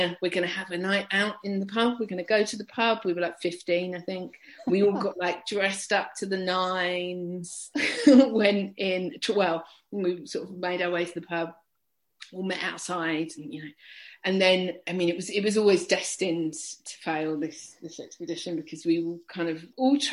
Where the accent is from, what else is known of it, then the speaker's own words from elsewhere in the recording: Chingford, London, United Kingdom; moved away as an adult; now in Belfast, United Kingdom; I grew up in Chingford